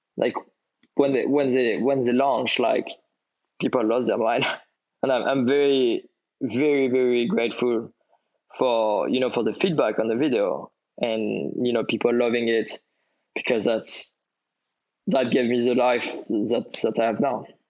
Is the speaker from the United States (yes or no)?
no; French Riviera, Provence-Alpes-Côte d'Azur, France; I grew up on the French Riviera